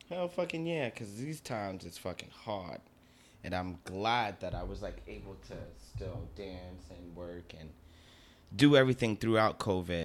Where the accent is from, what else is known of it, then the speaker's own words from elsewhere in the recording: Newark, New Jersey, United States; moved away as an adult; now in Bronx, United States; I was born and raised in Newark